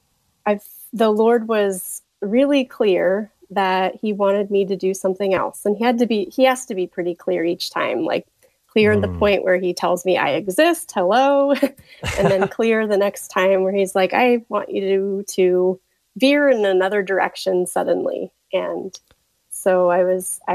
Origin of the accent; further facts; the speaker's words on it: Tulsa, Oklahoma, United States; I am from Tulsa, Oklahoma